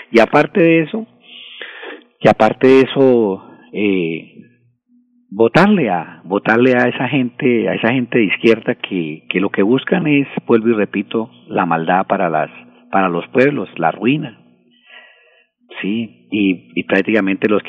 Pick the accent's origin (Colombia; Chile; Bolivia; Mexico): Colombia; el, deber de, nosotros como, buenos colombianos es, rechazar, rechazar estos gobiernos